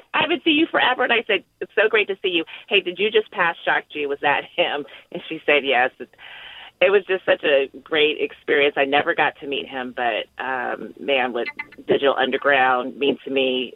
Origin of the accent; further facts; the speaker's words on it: Bay Area, California, United States; I grew up in the Bay Area in the '90s